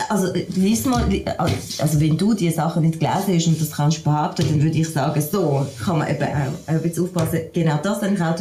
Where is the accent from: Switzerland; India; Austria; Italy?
Switzerland; Als, als, als Schweizerin kenne ich das natürlich anders